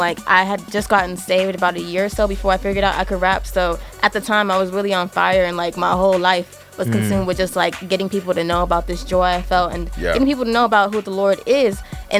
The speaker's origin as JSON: {"language": "English", "town": "Austin", "region": "Texas", "country": "United States", "also_born_or_lived": "Nigeria", "said": "All right, so … I'm from Austin, Texas. I'm also Nigerian. You know, I was born there, right from my country."}